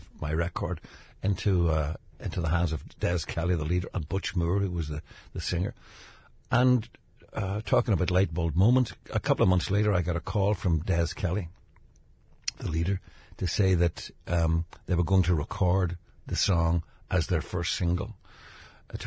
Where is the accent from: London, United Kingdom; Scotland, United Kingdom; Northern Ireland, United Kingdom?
Northern Ireland, United Kingdom; Derry; I grew up in Derry